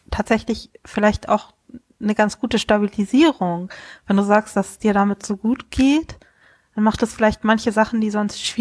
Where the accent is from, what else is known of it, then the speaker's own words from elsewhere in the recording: Kiel, Schleswig-Holstein, Germany; ja, ich komme aus Kiel, bin gefühlt ein Nordlicht, selbst wenn ich hier nicht geboren bin.